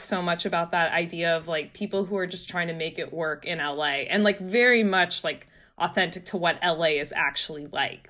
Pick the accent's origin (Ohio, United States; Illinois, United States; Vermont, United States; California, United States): California, United States; San Francisco Bay Area; now in New York, United States; I'm from the San Francisco Bay Area.